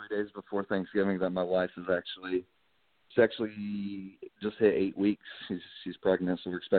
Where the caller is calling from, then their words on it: Fort Rucker, Alabama, United States; Hey, guys. … calling from down at Fort Rucker.